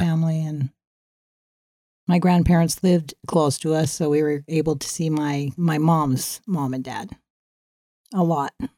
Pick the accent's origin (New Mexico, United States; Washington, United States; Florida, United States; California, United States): California, United States; San Diego; moved away; also born or lived in Norfolk, Virginia / Westminster, California; when we moved to Claremont in San Diego